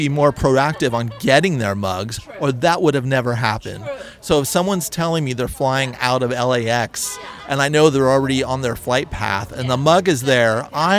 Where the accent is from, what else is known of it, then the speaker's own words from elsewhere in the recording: suburb of San Francisco, California, United States; now in Los Angeles, United States; me coming from a dreary suburb of San Francisco.